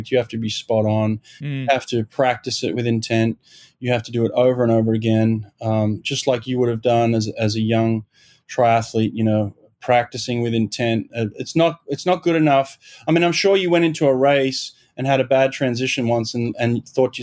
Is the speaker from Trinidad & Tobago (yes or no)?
no; Sydney, New South Wales, Australia; moved away as an adult; also born or lived in Auburn, Alabama / Los Angeles; now in Delaware, United States; I grew up in Maroubra in Sydney.